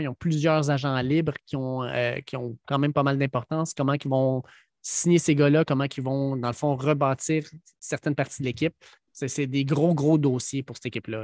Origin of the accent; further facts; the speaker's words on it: Quebec, Canada; on est bien des Québécois